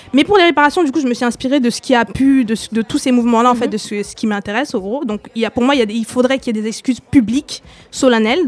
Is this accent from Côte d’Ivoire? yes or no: no; Cameroon; now in France; je suis originaire du Cameroun